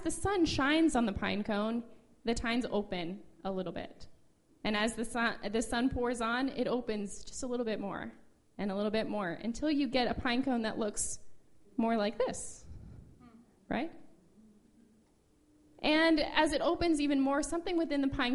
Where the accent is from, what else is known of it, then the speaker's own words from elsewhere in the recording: Midwest, United States; moved away as an adult; I'm from the Midwest originally